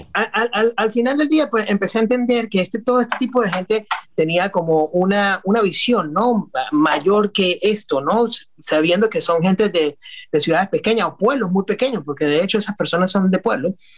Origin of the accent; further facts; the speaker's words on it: San Cristóbal, Táchira, Venezuela; moved away as an adult; also born or lived in New York; now in Florida, United States; soy venezolano, nativo de Venezuela y, no es común. nuestra ciudad se llama San Cristóbal. Es una ciudad que queda con frontera con Colombia. a 30 minutos tenemos Colombia, es el estado Táchira